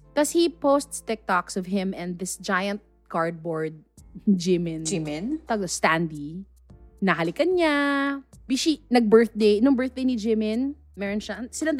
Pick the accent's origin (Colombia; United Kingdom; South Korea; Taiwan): South Korea; but I do identify as Korean. I do look Korean. I do feel Korean. That's just my culture. That's my home country.